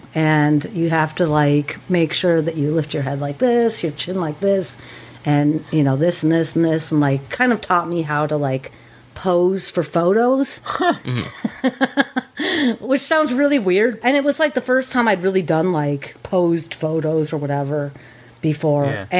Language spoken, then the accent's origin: English; Ann Arbor, Michigan, United States; grew up in Ann Arbor, college town